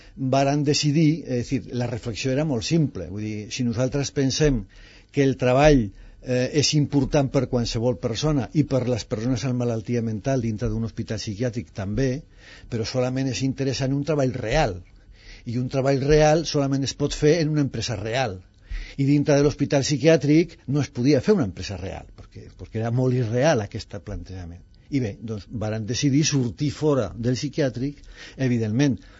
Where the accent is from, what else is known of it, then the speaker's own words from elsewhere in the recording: Aragon, Spain; also born or lived in Zaragoza; now in Catalonia, Spain; jo sóc aragonès